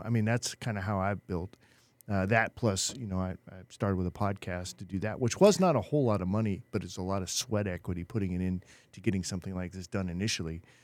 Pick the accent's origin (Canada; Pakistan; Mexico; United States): United States; Chico, California; moved away; I was born Chico